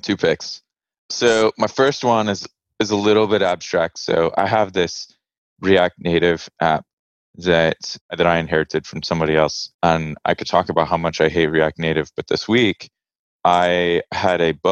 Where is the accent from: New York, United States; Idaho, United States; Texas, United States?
Texas, United States; now in North Carolina, United States; I grew up in Texas